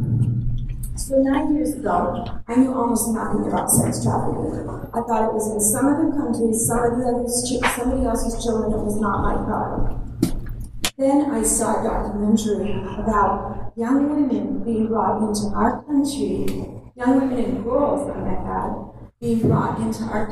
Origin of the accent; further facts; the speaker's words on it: Canada; now in United States; I am a Canadian